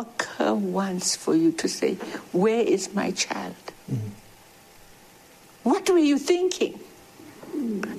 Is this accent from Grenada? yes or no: no; South Africa; also born or lived in Alexandra Township; when I was growing up in South Africa